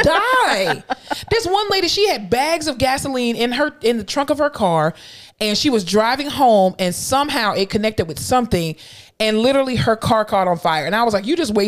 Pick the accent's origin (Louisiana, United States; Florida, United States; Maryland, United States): Florida, United States; South; now in Texas, United States; I am from South Florida